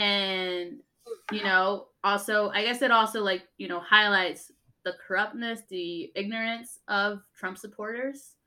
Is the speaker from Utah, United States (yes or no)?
yes; Utah, United States; I was born and raised in Utah